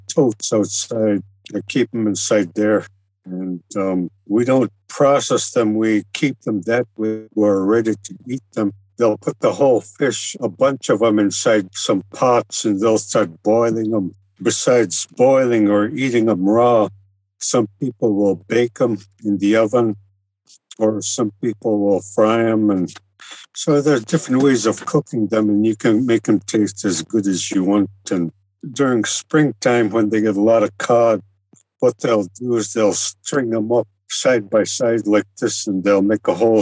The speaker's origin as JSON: {"language": "English", "town": "Kotzebue", "region": "Alaska", "country": "United States", "tie": "born or raised there", "said": "I was born and raised in Kotzebue, and I was right on the ocean side."}